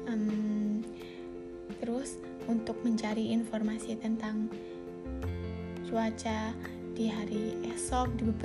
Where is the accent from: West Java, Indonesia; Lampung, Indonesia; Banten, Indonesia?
Lampung, Indonesia; Central Lampung; Asal aku dari Lampung Tengah.